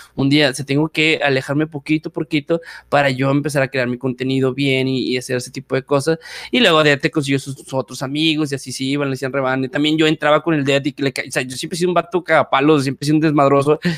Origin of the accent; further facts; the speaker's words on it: Valle Hermoso, Tamaulipas, Mexico; soy de un pueblito llamado Vallehermoso, Tamaulipas